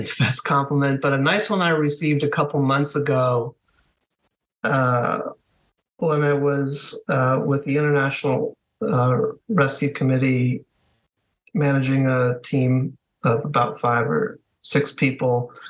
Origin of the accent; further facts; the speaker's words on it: Connecticut, United States; also born or lived in Washington D.C. area; now in Washington, United States; I was born in southern New England in Connecticut, northwest Connecticut. And my family moved outside Washington, D.C. for a few years